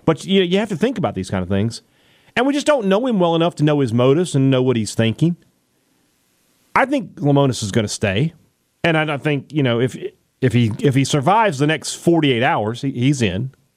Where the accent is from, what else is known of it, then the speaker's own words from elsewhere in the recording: Mississippi, United States; I'm from Mississippi.